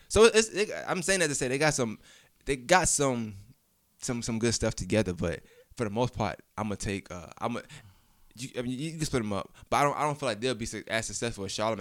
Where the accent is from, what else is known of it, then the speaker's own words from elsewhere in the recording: New York, United States; I'm from New York